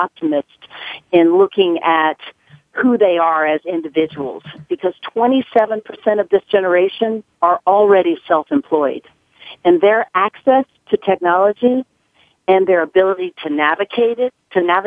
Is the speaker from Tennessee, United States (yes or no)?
yes; Nashville, Tennessee, United States; accent: southern; moved away as an adult; now in New York City, United States; I was born and raised in Nashville, Tennessee. I moved here in 1988 to New York City